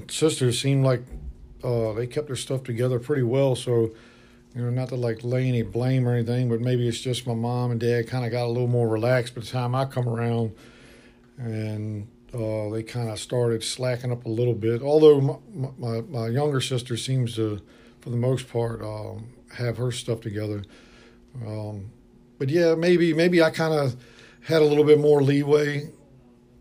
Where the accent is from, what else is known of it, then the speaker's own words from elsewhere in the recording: Norfolk, Virginia, United States; I grew up, born and raised in Norfolk, Virginia, a neighborhood called Ocean View